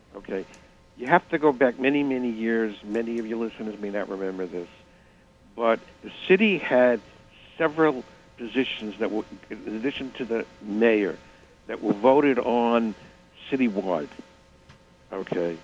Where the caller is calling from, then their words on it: New York City, New York, United States; I'm calling from Manhattan